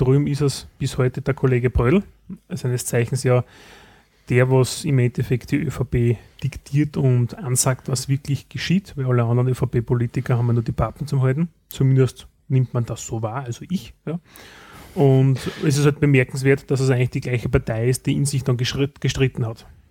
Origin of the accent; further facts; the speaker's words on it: Styria, Austria; bei uns in der Steiermark